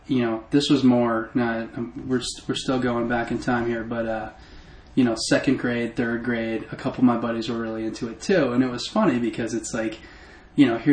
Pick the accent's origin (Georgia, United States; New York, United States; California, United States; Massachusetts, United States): Massachusetts, United States; I grew up in Mass